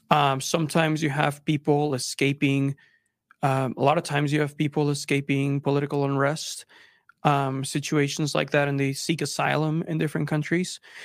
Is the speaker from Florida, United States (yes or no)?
no; Texas, United States; moved away as an adult; also born or lived in Monterrey, Mexico; now in Utah, United States; I moved from Mexico, I was born in Mexico, immigrated to Texas, um, and lived there until I came to school, uh, here in Utah